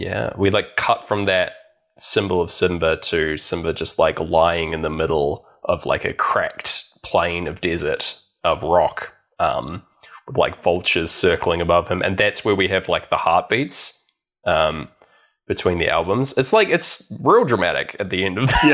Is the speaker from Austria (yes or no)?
no; New Zealand; I went to Valentine's as a Kiwi kid